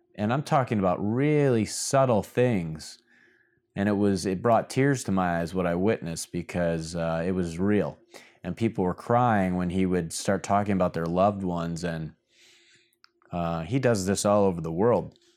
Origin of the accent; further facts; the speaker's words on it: Michigan, United States; now in Miami, United States; My home state of Michigan